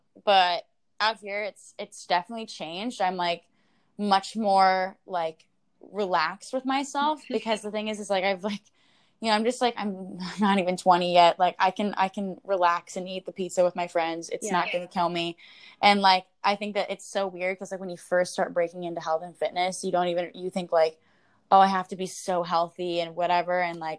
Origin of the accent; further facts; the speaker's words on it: Midwest, United States; growing up in the Midwest, like everyone thinks they have to be ready.